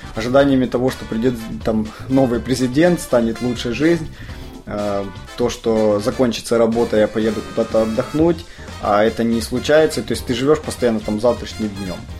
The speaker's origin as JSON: {"language": "Russian", "country": "Ukraine", "tie": "born or raised there", "said": "я живу, родился именно в Украине"}